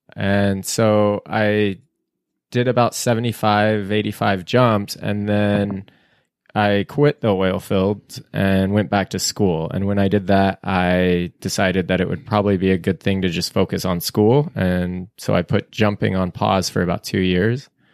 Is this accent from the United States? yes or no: yes; Boise, Idaho, United States; I grew up in the Boise area.